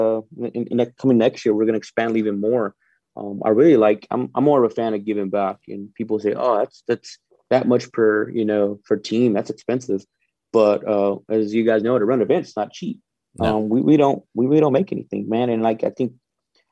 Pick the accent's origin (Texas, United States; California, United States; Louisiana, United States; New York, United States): Texas, United States; moved away; I'm originally from Texas